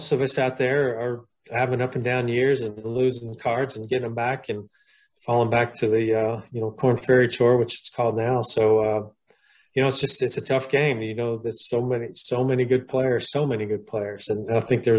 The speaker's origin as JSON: {"language": "English", "region": "Pennsylvania", "country": "United States", "tie": "born or raised there", "also_born_or_lived": "Austin, Texas", "moved": "yes", "lives_now": "Shreveport, United States", "said": "growing up in Pennsylvania"}